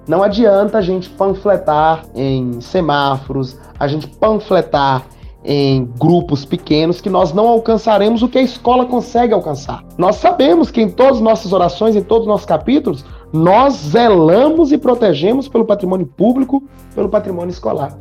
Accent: north of Minas Gerais, Brazil; moved away; also born or lived in Florestal / Mateus Leme / Itaúna; Eu sou lá do norte de Minas

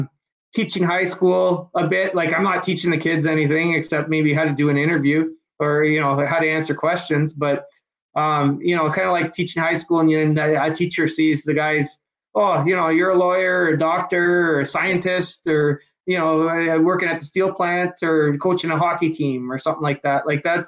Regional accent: Pittsburgh, Pennsylvania, United States; I wrote a story just talking about what it was like growing up in Pittsburgh and how different it is from London.

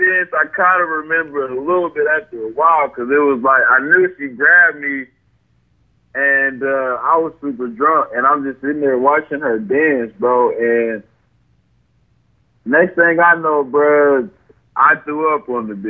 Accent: Memphis, Tennessee, United States; And like, oh shit, I'm from Memphis, man. You gotta be ready at all times.

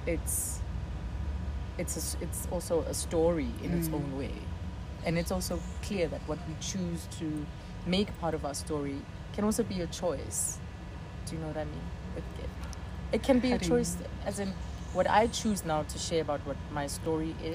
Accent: Johannesburg, Gauteng, South Africa; the house that I grew up in Pimville.

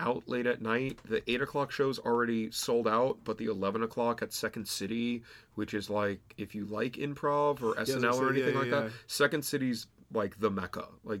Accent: New York City, New York, United States; I'm from New York City.

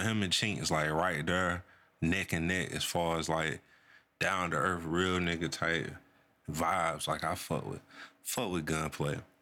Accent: North Carolina, United States; I'm from Carolina, man. North Carolina

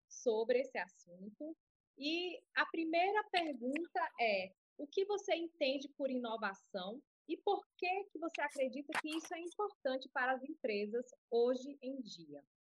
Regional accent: Fortaleza, Ceará, Brazil; now in France; Eu {S4} também vim de Fortaleza e também estou na França

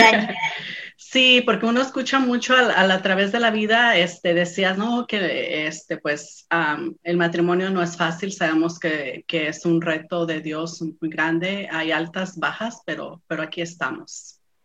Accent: San Lorenzo, San Luis Potosí, Mexico; moved away; Provengo de San Luis Potosí, México, de un pueblito llamado San Lorenzo. Es un pueblito donde todos nos conocemos

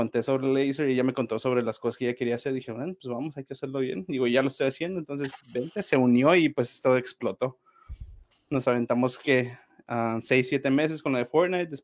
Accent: Mexico; also born or lived in Los Angeles, United States; yo nací en Estados Unidos, soy de Los Ángeles, pero me vine a vivir a, a México desde que tengo como tres años mis papás pues se vinieron para acá

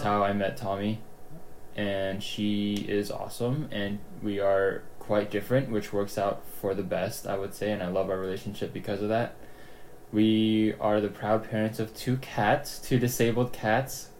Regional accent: Gaithersburg, Maryland, United States; also born or lived in Jakarta, Indonesia; I grew up in the United States in Gaithersburg, Maryland

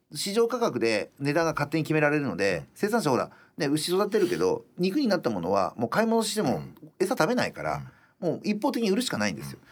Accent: Iwate, Japan; also born or lived in Roppongi, Tokyo; now in Tokyo, Japan; 人口1,000人のエリアで信号もいまだにコンビニもないところで生まれ育っていて

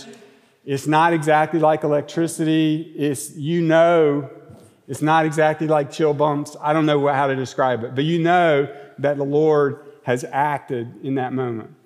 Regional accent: Monroe, North Carolina, United States; I'm from Monroe, North Carolina

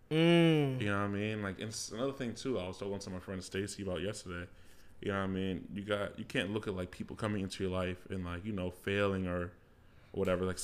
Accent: Jamaica; So as you guys know, I'm Jamaican.

